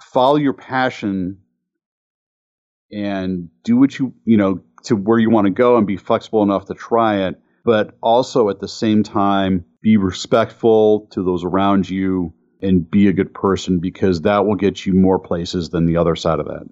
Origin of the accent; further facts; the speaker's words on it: Cleveland, Ohio, United States; Growing up in Cleveland, uh, with the Ford engine plant forty minutes or less from my house